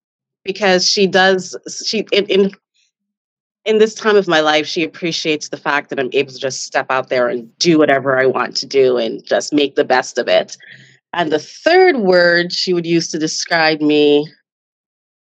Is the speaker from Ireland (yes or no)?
no; Jamaica; now in Canada; I'm from Jamaica and we are a proud people